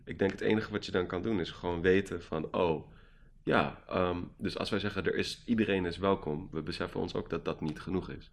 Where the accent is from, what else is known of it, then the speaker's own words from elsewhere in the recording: Gelderland, Netherlands; ik kom uit Gelderland